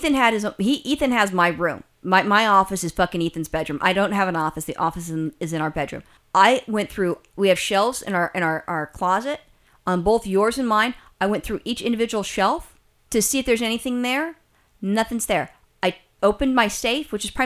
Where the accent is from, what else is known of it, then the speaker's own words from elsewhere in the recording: California, United States; I'm a Californian.